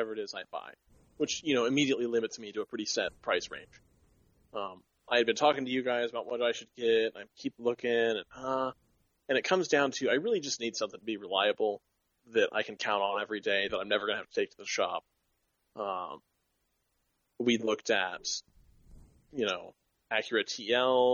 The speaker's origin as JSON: {"language": "English", "area": "hometown north of Sacramento", "region": "California", "country": "United States", "tie": "born or raised there", "said": "up here, up in my hometown"}